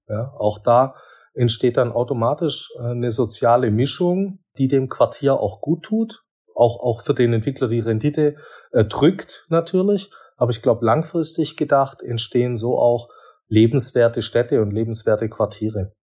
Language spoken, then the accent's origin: German; Swabia, Baden-Württemberg, Germany; bin ja doch Schwabe